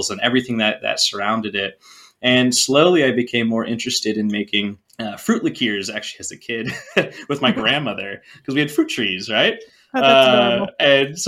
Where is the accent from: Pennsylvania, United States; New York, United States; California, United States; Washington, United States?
Washington, United States; Whidbey Island; I was born on Whidbey Island in the Pacific Northwest, the Great Pacific Northwest in Puget Sound. We ate a lot of seafood growing up